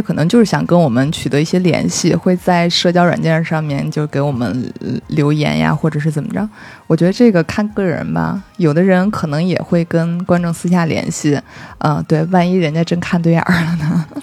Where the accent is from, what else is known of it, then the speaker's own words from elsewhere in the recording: Beijing, China; 正好我又在北京，我是北京人